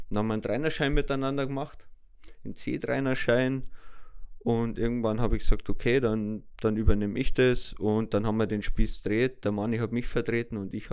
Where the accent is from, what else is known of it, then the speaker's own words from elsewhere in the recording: Böhmwald, Bavaria, Germany; selber komme ich aus Böhmwald, bin 37 Jahre alt